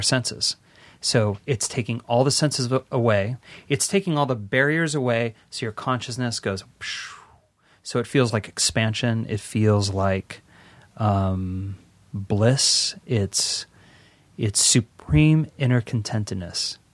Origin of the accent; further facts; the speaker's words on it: West Hollywood, California, United States; I grew up on Alfred Street, Alfred and Rosewood. I went to Al, Rosewood Elementary